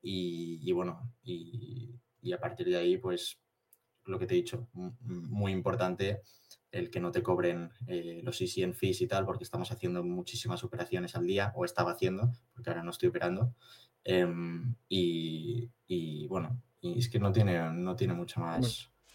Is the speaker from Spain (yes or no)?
yes; Barcelona, Catalonia, Spain; soy de Barcelona, tengo 23 años